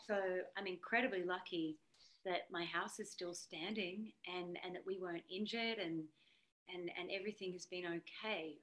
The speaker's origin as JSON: {"language": "English", "country": "Australia", "moved": "yes", "said": "being an Aussie"}